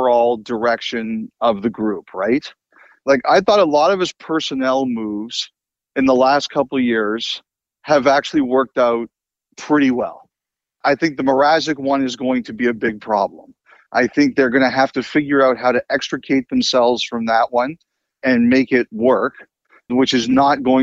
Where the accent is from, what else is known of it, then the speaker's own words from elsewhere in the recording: Toronto, Ontario, Canada; I grew up in Toronto